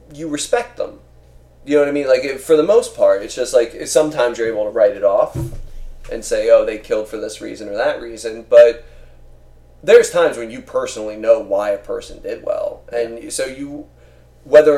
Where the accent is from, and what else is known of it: Philadelphia, Pennsylvania, United States; born or raised there